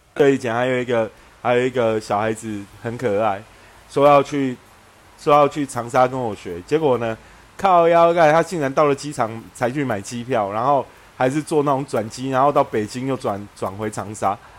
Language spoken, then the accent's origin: Chinese; Xinzhuang, New Taipei, Taiwan; 我的户籍就是被从新庄迁到台北的赤峰街啊